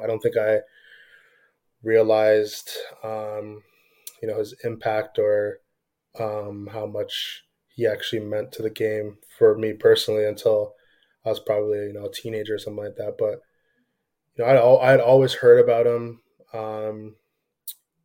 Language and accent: English; Toronto, Ontario, Canada; also born or lived in Scarborough, Ontario; I'm from Toronto